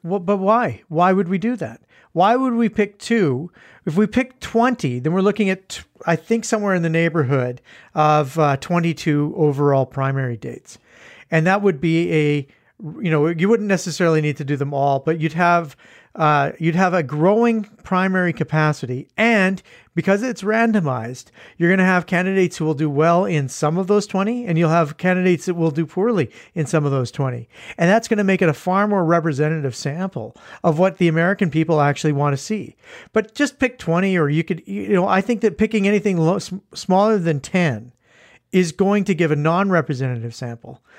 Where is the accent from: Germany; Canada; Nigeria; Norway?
Canada; we're Canadian